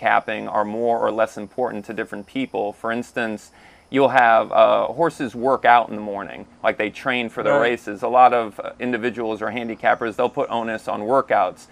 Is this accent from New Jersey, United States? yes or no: no; Sarasota, Florida, United States; also born or lived in Orlando; I grew up in Sarasota